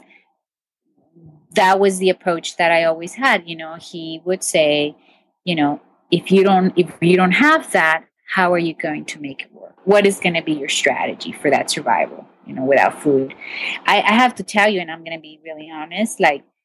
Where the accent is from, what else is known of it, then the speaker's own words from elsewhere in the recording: Mexico; moved away; I grew up my childhood, pretty much I grew up in Mexico.